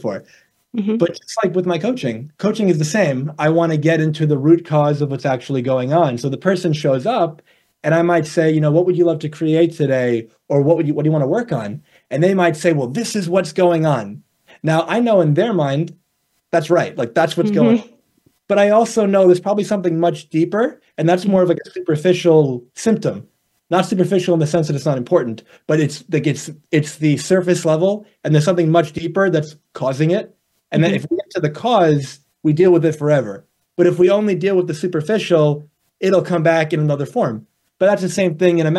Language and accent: English; New York, United States; also born or lived in Arizona; I'm from New York, born and raised over here